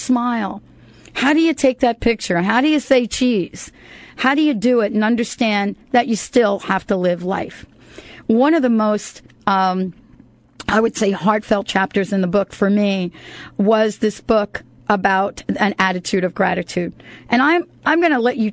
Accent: United States; moved away; I grew up in New York and New Jersey

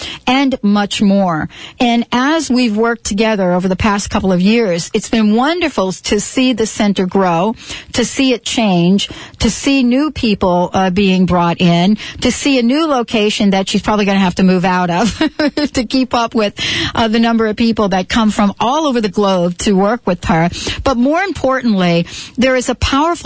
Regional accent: New Jersey, United States; growing up in Jersey, right? Growing up in New Jersey

